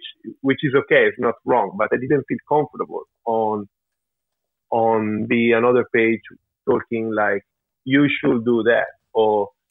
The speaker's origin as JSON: {"language": "English", "country": "Italy", "tie": "born or raised there", "said": "my father is from Switzerland, even though I grew up in Italy and my mother is from Italy"}